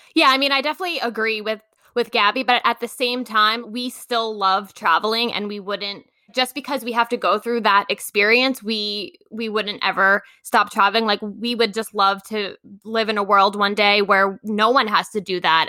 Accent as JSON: {"language": "English", "area": "Long Island", "region": "New York", "country": "United States", "also_born_or_lived": "Queens", "moved": "as an adult", "said": "I'm originally from Long Island"}